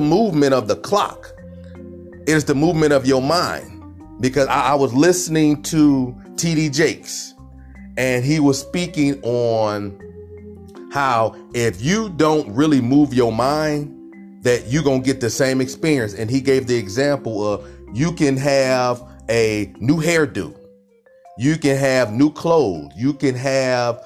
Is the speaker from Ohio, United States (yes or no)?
yes; Cleveland, Ohio, United States; I'm from Cleveland, Ohio